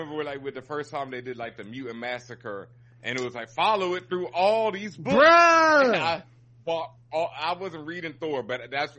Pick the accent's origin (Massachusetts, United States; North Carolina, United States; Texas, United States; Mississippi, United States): Texas, United States; Houston; now in New York, United States; Growing up in Houston